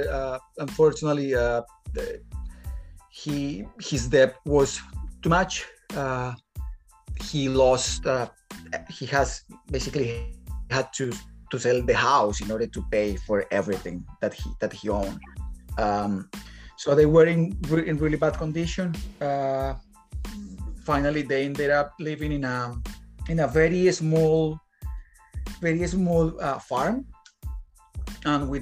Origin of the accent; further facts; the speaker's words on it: Bogota, Bogotá Capital District, Colombia; moved away as an adult; now in Dublin, Ireland; I'm from Colombia. I'm from the capital, Bogota, wild capital.